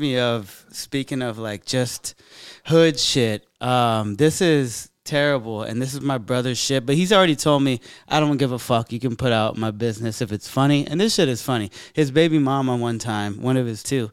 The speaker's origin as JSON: {"language": "English", "town": "San Jose", "region": "California", "country": "United States", "said": "we're both from San Jose"}